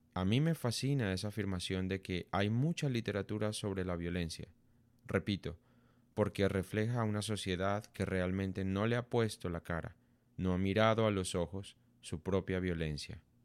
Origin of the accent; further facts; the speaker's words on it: Colombia; Como colombianos hemos sufrido por las consecuencias devastadoras de la guerra en nuestro país durante seis décadas